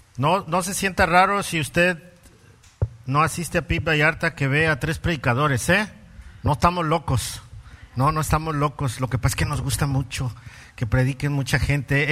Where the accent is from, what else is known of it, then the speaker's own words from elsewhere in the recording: Mexico City, Mexico; soy chilango